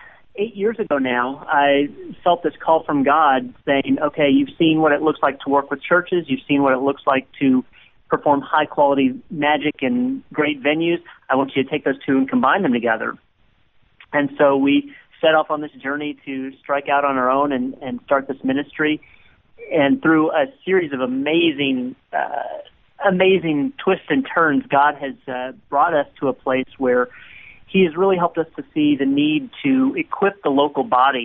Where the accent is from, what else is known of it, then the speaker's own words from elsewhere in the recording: Dallas, Texas, United States; I grew up in Dallas, Texas, here in the United States